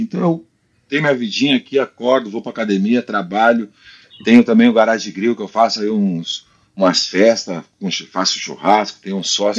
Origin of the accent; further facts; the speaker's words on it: Brazil; moved away as an adult; also born or lived in Spain; eu saí do Brasil com 21 e morei 17 na Espanha. Se tu tira os cinco anos ali que tu aprende a falar, eu fiquei mais tempo na Espanha do que no Brasil. Teve fase diferente, né? A Espanha, o Brasil para mim foi infância